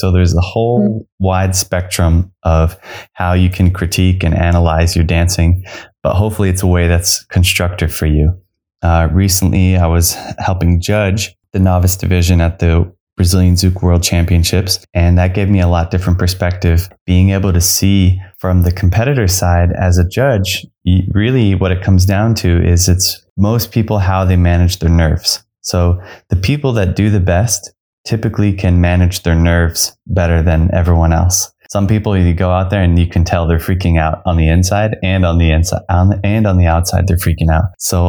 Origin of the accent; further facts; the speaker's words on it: Phoenix, Arizona, United States; I'm from Phoenix, Arizona.